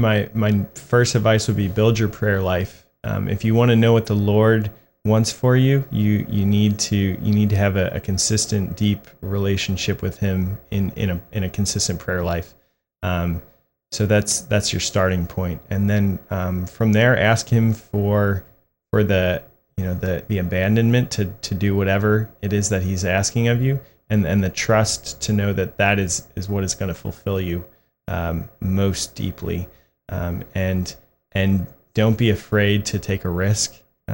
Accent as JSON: {"language": "English", "town": "Ashburn", "region": "Virginia", "country": "United States", "tie": "born or raised there", "also_born_or_lived": "Beaufort, South Carolina / Jacksonville", "said": "So I was born in Beaufort, South Carolina. My dad was a Marine Corps pilot. I moved down to Jacksonville and then back to Beaufort. And in fourth grade, I moved up to Ashburn, Virginia, which is in the Diocese of Arlington. And I've lived there ever since."}